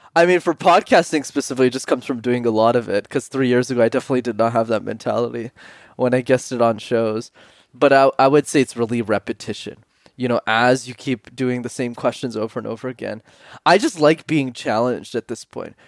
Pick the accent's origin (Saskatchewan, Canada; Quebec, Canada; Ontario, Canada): Quebec, Canada; Montreal; I grew up in Montreal, which is a city in Canada where you need to know how to speak French